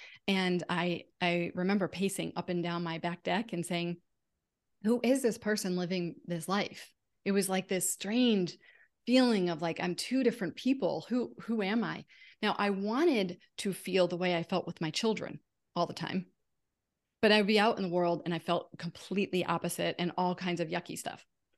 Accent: Connecticut, United States; moved away as an adult; also born or lived in Massachusetts; now in California, United States; We moved to California from Connecticut. I had always lived in Connecticut and Massachusetts, so I was always near my family. So I left my family of origin, came to California, knew no one.

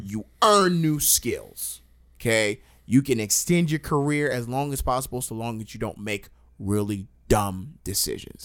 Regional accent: Long Island, New York, United States; I'm from Long Island

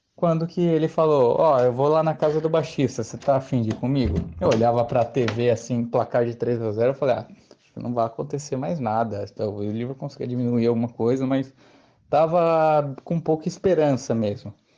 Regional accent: Santo André, São Paulo, Brazil; sou da cidade de Santo André, na Grande São Paulo

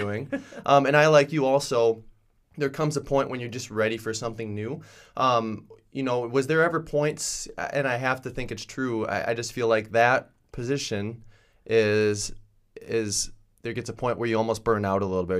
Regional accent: Langford, South Dakota, United States; I grew up in Langford, South Dakota

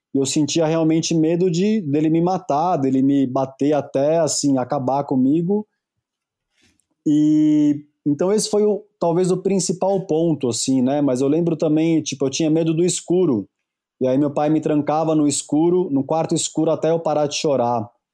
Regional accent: Brazil; a minha infância, pelo menos aqui no Brasil, é só mais uma infância

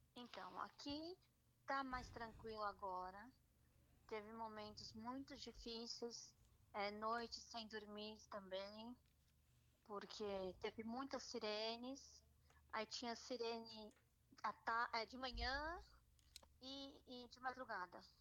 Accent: São Paulo, Brazil; moved away as an adult; now in Ramat Gan, Israel; Eu sou de São Paulo

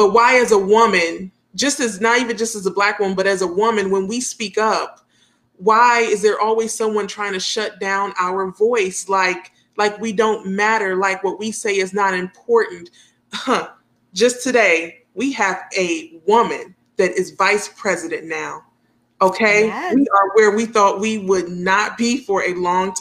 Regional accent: New York, United States; when we were growing up in New York

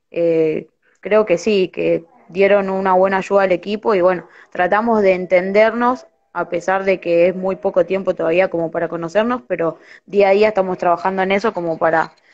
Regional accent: Corrientes, Argentina; born there; soy de, bueno, nací en Corrientes, empecé a jugar a los cinco años

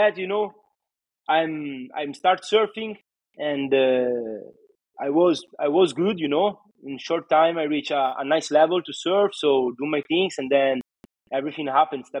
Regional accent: Varazze, Liguria, Italy; English is a second language; where I belong, you know, in Italy, in Varazze

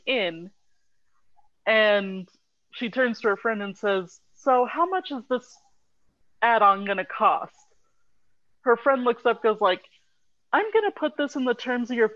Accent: Colorado, United States; also born or lived in Texas; I was raised in Colorado

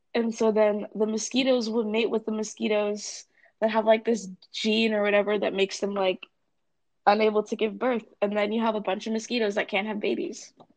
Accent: California, United States; now in Northampton, United States; I'm from California, um, and there aren't seasons there.

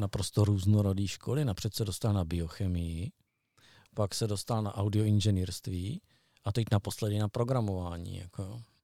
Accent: Brno, South Moravian Region, Czechia; u nás v Medlánkách bylo J Z D

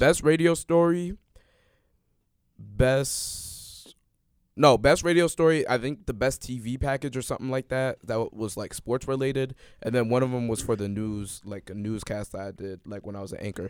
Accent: Chicago, Illinois, United States; I'm from Chicago

